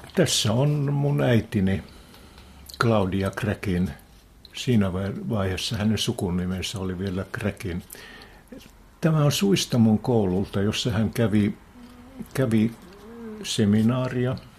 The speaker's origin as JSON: {"language": "Finnish", "town": "Heinävesi", "region": "North Karelia", "country": "Finland", "tie": "born or raised there", "said": "Minä synnyin siellä"}